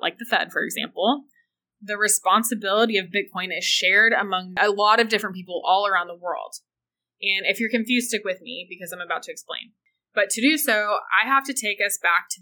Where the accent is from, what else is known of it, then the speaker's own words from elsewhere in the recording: United States; to be from the USA